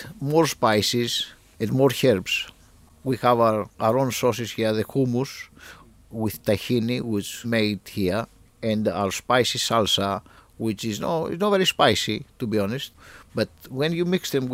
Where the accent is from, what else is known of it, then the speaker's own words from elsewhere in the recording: Greece; moved away as an adult; now in Cambridge, United Kingdom; I grew up in Greece.